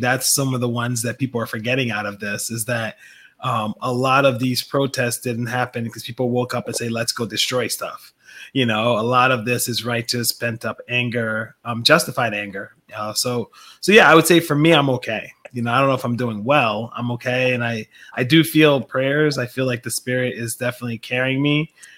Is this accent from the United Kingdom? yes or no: no; Liberia; now in United States; I was an immigrant. Diallo was from West Africa. I'm from West Africa. Diallo was Ghanaian, but actually born in Liberia. I'm born in Liberia.